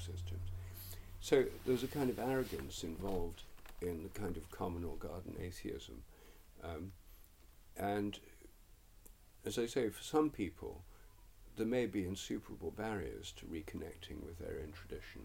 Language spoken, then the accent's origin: English; England, United Kingdom; I'm English